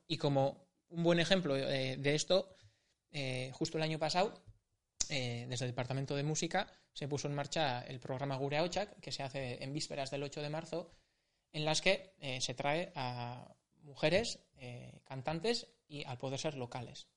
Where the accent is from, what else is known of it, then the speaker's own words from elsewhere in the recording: San Sebastián, Basque Country, Spain; yo soy de Urgul, tengo que admitirlo. Mm. He nacido a las faldas de Urgul, he crecido, he crecido por Urgul